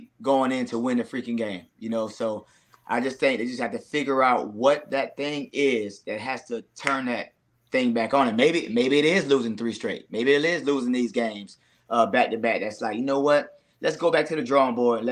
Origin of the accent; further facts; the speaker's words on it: Largo, Florida, United States; Largo, Florida, man. A little small city, but I love it. That's home for me